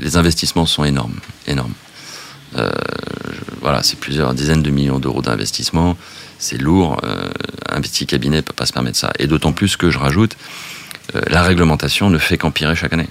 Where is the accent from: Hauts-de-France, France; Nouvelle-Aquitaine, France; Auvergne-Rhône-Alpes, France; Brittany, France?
Nouvelle-Aquitaine, France; Biarritz; Je viens du Sud-Ouest, je viens du Pays Basque